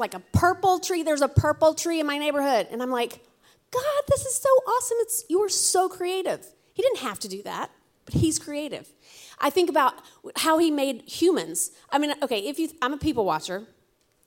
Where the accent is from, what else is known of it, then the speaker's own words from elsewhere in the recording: Alabama, United States; now in New England, United States; I'm from Alabama